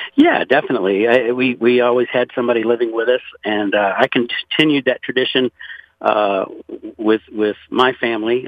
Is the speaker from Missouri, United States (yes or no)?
no; Pointe à la Hache, Louisiana, United States; now in Conroe, United States; I was born and raised in Louisiana, actually 60 miles south of New Orleans, in a place called Point Hash.